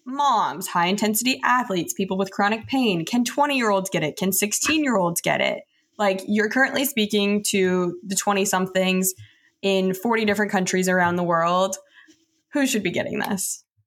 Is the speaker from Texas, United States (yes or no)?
yes; Texas, United States; I'm from Texas